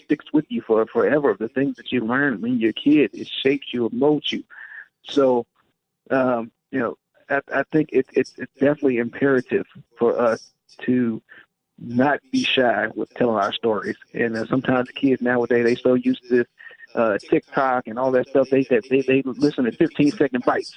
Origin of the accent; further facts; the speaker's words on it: Washington, D.C., Maryland, United States; in my hometown of Maryland, Washington, D.C., DMV